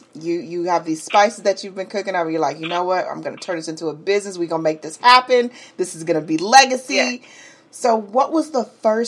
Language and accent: English; New York City, New York, United States; now in Atlanta, United States; See, I'm from the Bronx.